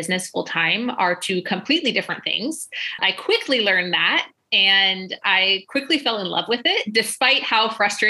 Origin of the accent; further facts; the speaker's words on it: Illinois, United States; moved away as an adult; we moved to the States and sort of accidentally ended up in my hometown.